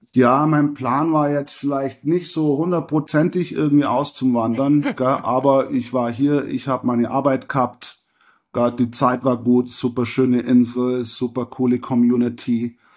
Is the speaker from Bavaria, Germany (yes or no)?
yes; Lindenberg im Allgäu, Bavaria, Germany; moved away as an adult; now in Koh Tao, Thailand; ich komme aus Lindenberg im Allgäu